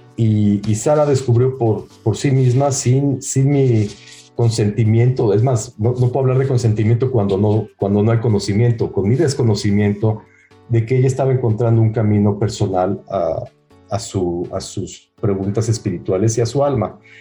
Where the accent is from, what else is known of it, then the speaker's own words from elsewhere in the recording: Mexico; moved away; also born or lived in United States / Israel; a mí me criaron en México en, un colegio hebreo 100% sionista, no religioso